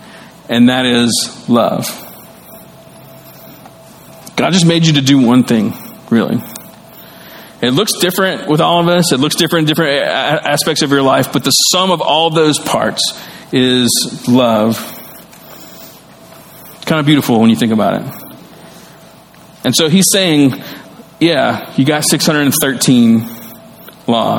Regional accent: the South, United States; I grew up in the South and I grew up learning the great commandments

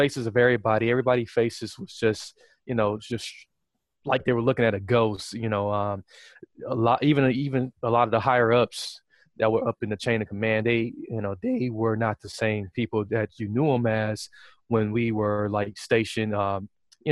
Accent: Wisconsin, United States; I was in the Army National Guard here in my home state of Wisconsin

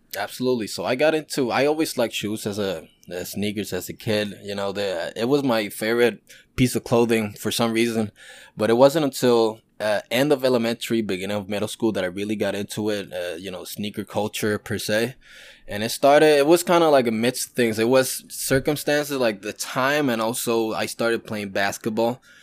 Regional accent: Yauco, Puerto Rico; moved away as an adult; also born or lived in Guayama, Puerto Rico / New Jersey / New York City; I'm from Yauco, Puerto Rico. It's a small town in the island, southwest. left there, uh, since I was a baby up until I was fourteen

